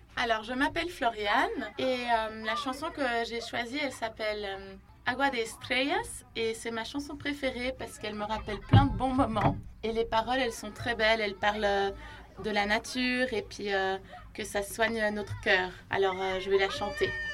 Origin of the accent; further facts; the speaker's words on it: Syria; moved away; j'ai 11 ans, je viens de Syrie